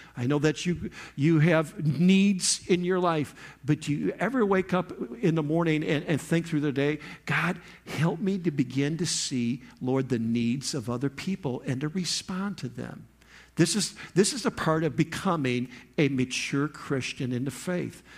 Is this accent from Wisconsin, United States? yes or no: no; Michigan, United States; moved away; I'm from Michigan, that's where I came from